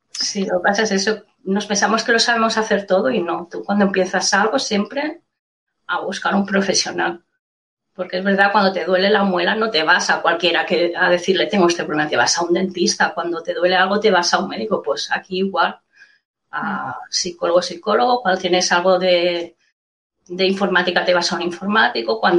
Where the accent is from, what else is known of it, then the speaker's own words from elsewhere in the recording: Mataró, Catalonia, Spain; Primero pensaba en buscar trabajo por Mataró, que es de donde soy.